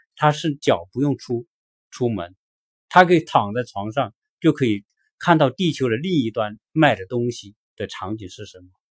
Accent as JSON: {"language": "Chinese", "country": "China", "moved": "as an adult", "lives_now": "United States", "said": "我们作为一个中国人，我们在中国生活了几十年，再到美国来"}